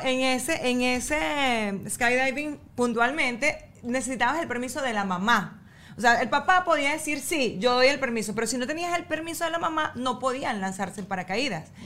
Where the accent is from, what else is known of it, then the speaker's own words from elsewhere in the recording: El Tigre, Anzoátegui, Venezuela; yo soy de, del Tigre y en el Tigre no había playa